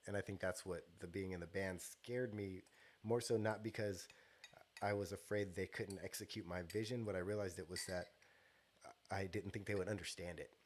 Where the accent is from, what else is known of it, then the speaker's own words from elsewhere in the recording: Stockton, California, United States; I grew up on South Side Stockton